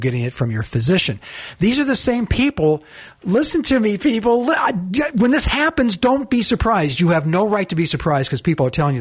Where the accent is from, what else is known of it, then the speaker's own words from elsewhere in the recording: San Diego, California, United States; now in Alabama, United States; I'm from San Diego.